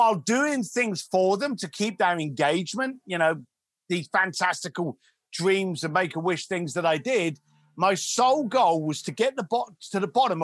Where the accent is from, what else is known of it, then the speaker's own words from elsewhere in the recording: London, United Kingdom; a young lad growing up in East London